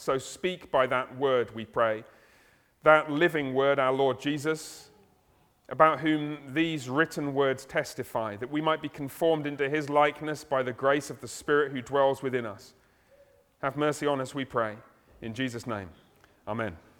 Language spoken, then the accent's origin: English; United Kingdom; I'm British